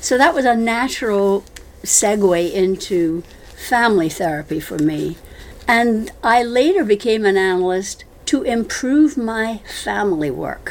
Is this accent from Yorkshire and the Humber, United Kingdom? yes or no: no; Scotland, United Kingdom; moved away as an adult; also born or lived in London; I'm actually Scottish.